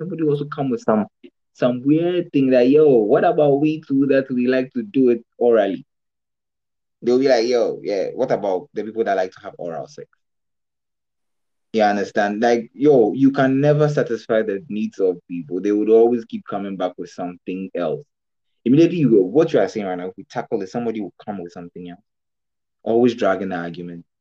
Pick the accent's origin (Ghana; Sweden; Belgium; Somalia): Ghana; I can decide to get married in Ghana as a Ghanaian